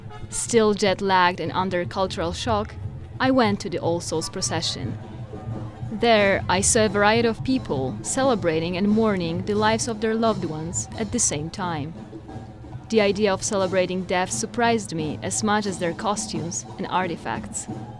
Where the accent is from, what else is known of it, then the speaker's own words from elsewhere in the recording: Wrocław, Lower Silesian Voivodeship, Poland; moved away as an adult; now in Tucson, United States; I'm from Wrocław, Poland. I first came to Tucson in 2008 to visit a family friend.